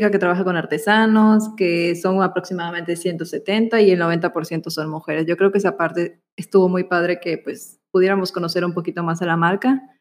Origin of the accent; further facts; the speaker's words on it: Yucatán, Mexico; son nuestras palabras yucatecas.